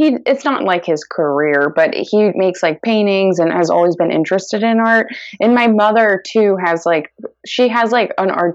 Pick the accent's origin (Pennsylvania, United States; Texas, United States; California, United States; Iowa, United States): Texas, United States; San Antonio; moved away as an adult; now in Brooklyn, United States; I'm originally from San Antonio, Texas, where I lived my entire life up until when I went to college.